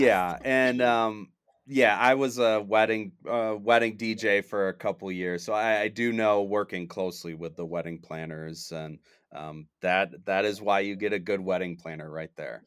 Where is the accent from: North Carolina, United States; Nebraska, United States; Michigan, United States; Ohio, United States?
Michigan, United States; now in Denver, United States; I'm originally from Michigan